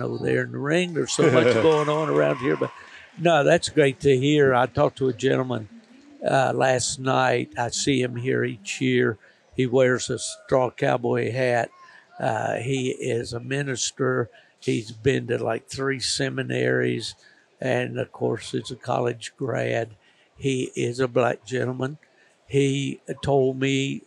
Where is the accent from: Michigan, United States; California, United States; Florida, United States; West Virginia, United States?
West Virginia, United States; southern; I was born in West Virginia, which in the southern